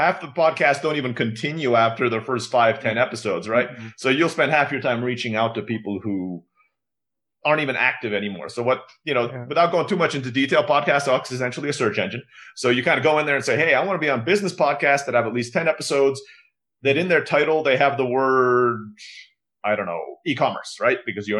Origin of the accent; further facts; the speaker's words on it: Istanbul, Turkey; also born or lived in Philippines; now in Mexico; I was born in the Philippines. I grew up in Istanbul, Turkey. My dad's from the United States, but grew up in Rhodesia. And I have been living in Mexico for the last 12 years because my wife's Mexican.